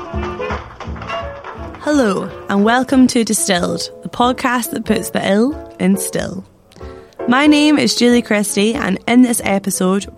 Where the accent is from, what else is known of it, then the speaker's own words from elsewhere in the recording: Scotland, United Kingdom; two Scottish people